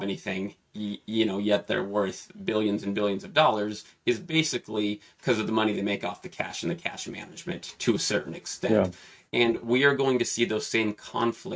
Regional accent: Pacific Northwest, United States; I'm from the Pacific Northwest

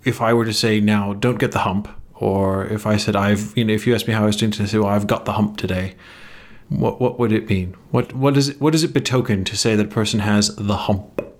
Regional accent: England, United Kingdom; now in United States; I was not born in Engl-, I was educated there

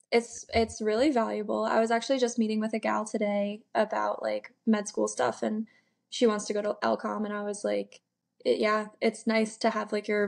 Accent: Rhode Island, United States; also born or lived in Burlington, Vermont; Rhode Island.

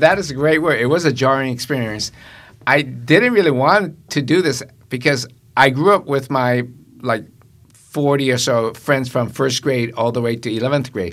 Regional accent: Tokyo, Japan; now in United States; I was born and raised in Japan

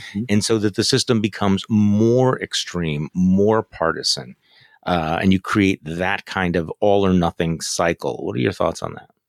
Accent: Wisconsin, United States; I'm from Wisconsin

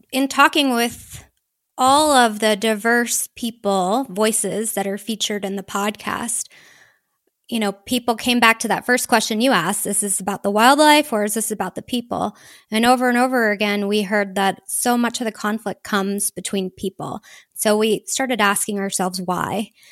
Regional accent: Houston, Texas, United States; moved away as an adult; also born or lived in Seattle; I grew up in the suburbs of Houston, sort of as subdivision met cattle country

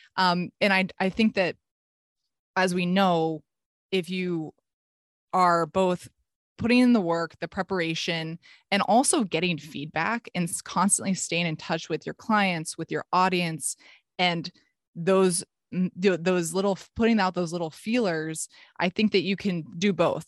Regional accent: Palo Alto, California, United States; I was at my dream school back in my hometown. This is actually where I grew up

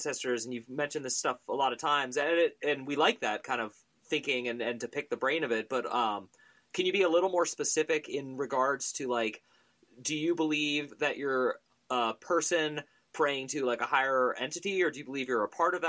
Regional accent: California, United States; I'm 40, I come from California

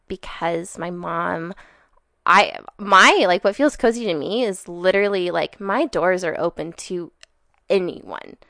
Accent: Sandpoint, Idaho, United States; I was born and raised in Sandpoint, Idaho.

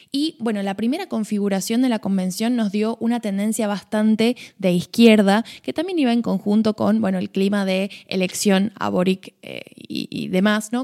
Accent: Argentina; como buena argentina

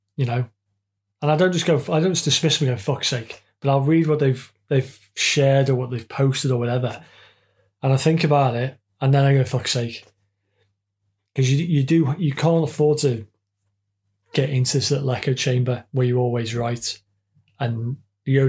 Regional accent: United Kingdom

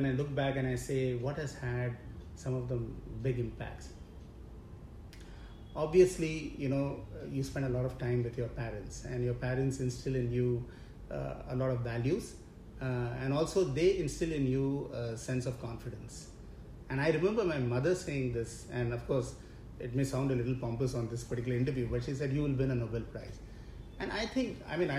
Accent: Mumbai, Maharashtra, India; I was born and brought up in Mumbai

